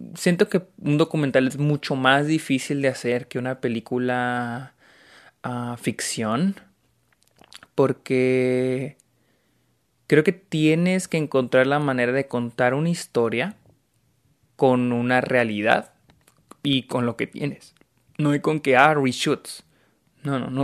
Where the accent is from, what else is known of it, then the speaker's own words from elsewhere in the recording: Mexico; soy de México